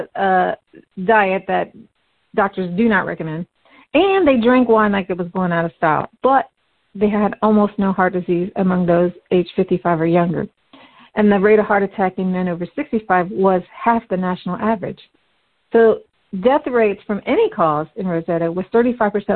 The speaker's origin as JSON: {"language": "English", "region": "Midwest", "country": "United States", "tie": "born or raised there", "said": "I was born into an animist family in the West. We had our own culture within the family, but also part of the larger Midwest American community"}